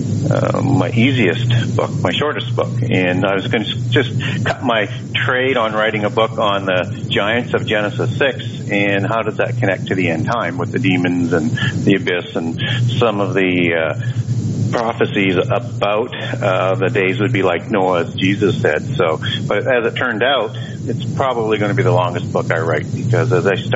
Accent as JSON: {"language": "English", "country": "Canada", "also_born_or_lived": "Vancouver, Canada", "said": "I'm from Canada. I live in Vancouver, Canada"}